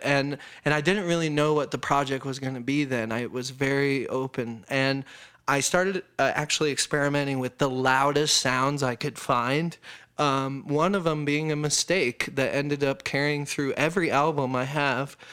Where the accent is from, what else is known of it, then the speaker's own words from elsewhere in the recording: Colorado Springs, Colorado, United States; also born or lived in upstate New York; I was born in Colorado